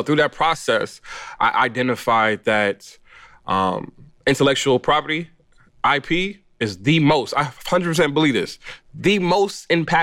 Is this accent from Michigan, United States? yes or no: no; Los Angeles, California, United States; I was born in Los Angeles, California. I grew up in that area, greater Los Angeles